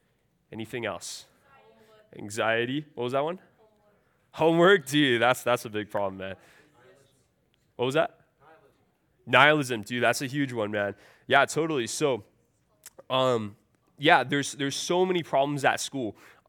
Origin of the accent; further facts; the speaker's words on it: California, United States; I'm from the San Francisco Bay Area.